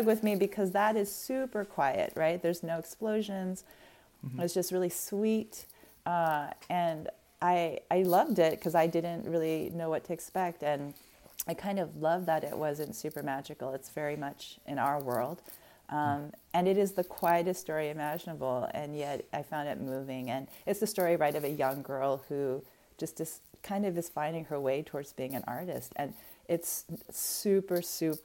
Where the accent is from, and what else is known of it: Arizona, United States; born or raised there